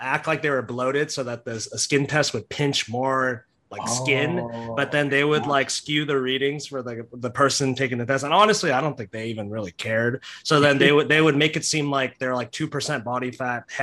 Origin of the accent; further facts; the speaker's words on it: Dallas, Texas, United States; also born or lived in Houston; Where I grew up in Dallas